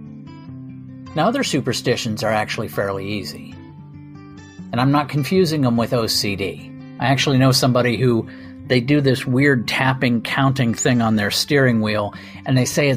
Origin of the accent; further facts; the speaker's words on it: Ireland; I'm Irish